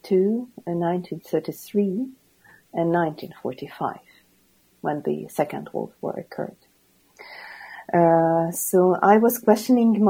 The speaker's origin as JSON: {"language": "English", "country": "Ukraine", "moved": "as an adult", "lives_now": "Sweden", "said": "Originally, I come from Ukraine, and officially I'm a Ukrainian refugee in Sweden"}